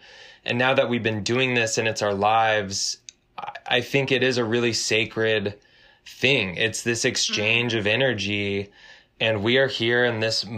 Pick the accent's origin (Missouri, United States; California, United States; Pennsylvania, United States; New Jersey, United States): California, United States; Southern; we grew up in Southern California, and there was kind of like a punk and hardcore scene with shows in basements